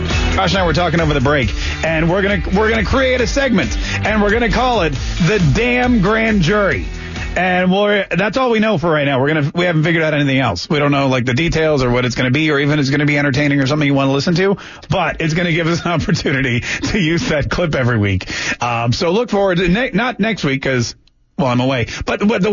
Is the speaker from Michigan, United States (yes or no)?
no; Florida, United States; we as Floridians